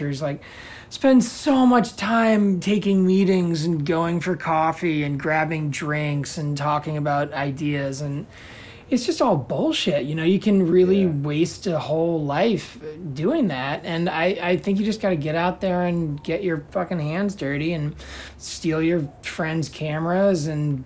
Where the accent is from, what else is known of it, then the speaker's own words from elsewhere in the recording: Washington, District of Columbia, United States; I'm from Washington, D.C.